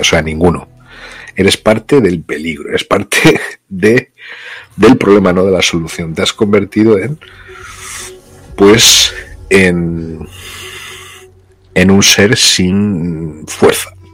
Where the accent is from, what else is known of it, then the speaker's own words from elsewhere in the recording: Spain; moved away as an adult; also born or lived in Brazil; por ser español en América